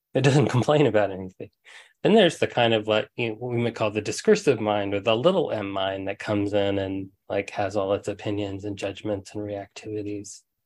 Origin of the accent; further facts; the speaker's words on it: Huntsville, Alabama, United States; when I was a kid, um, I grew up in Huntsville, Alabama